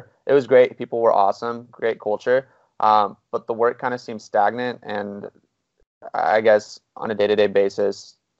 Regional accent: Riverside, California, United States; So I'm born and raised in SoCal, from Riverside. So not too far from where I'm at right now.

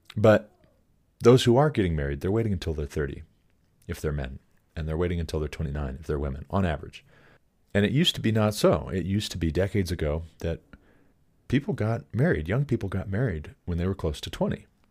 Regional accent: Montana, United States; I moved back to my home state of Montana at twenty-five

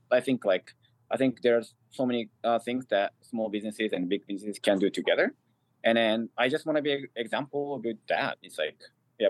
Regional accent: Japan; first language Japanese; English is a second language; now in New York City, United States; I'm from Japan, and it is my language.

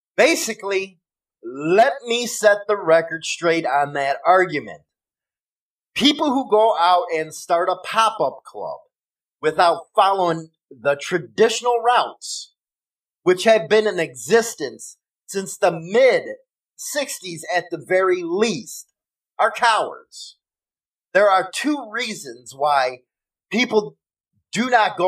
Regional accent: Chicago, Illinois, United States; accent: Chicago; my Chicago accent

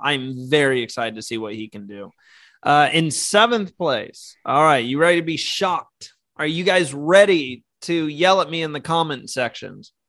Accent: United States

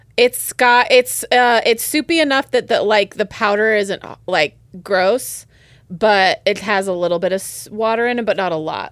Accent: West Coast, United States; moved away; I am from the West Coast. I do not travel home for Thanksgiving most years

